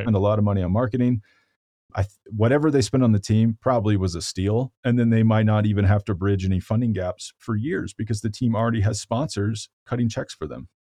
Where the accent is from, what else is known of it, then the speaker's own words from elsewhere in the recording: Boulder, Colorado, United States; my hometown of Boulder, Colorado